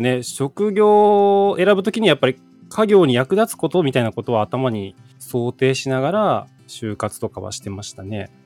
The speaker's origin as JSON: {"language": "Japanese", "region": "Hiroshima", "country": "Japan", "tie": "born or raised there", "said": "地元の広島市立緑中学校"}